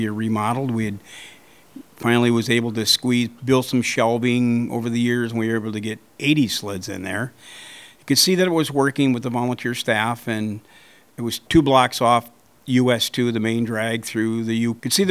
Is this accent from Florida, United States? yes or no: no; Engadine, Michigan, United States; also born or lived in Saginaw; I'm from Engadine